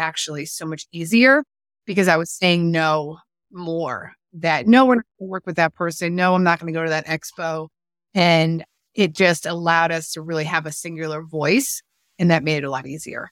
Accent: East Coast, United States; moved away as an adult; also born or lived in California; I was living in California, and I was from the East Coast

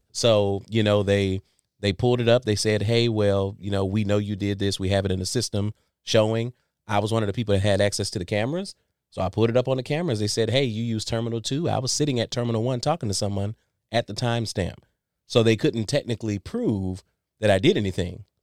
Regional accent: Saginaw, Michigan, United States; moved away as an adult; also born or lived in Salisbury, North Carolina; now in Jacksonville, United States; I'm originally born and raised in Saginaw, Michigan

